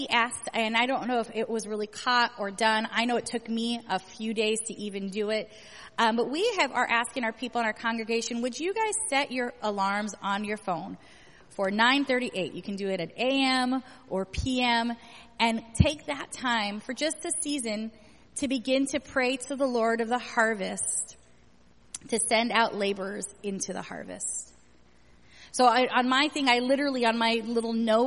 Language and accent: English; California, United States; moved away; I grew up in California